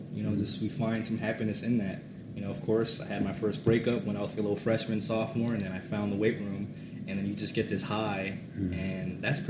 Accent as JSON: {"language": "English", "town": "Los Angeles", "region": "California", "country": "United States", "also_born_or_lived": "Germany", "moved": "as an adult", "said": "I'm from Los Angeles."}